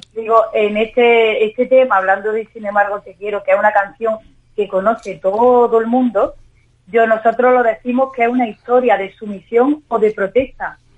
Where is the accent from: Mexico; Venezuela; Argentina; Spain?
Spain; Andalusia; como andaluza, cantarle a mi tierra